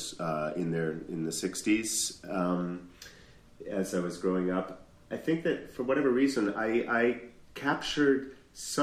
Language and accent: English; Sudbury, Massachusetts, United States; moved away as an adult; also born or lived in Boston, Massachusetts; I was born in Boston Lying-In Hospital, in Boston proper. It's a hospital that doesn't exist anymore. I apparently broke the mold. And then moved out to Sudbury, Massachusetts, where I spent my whole formative years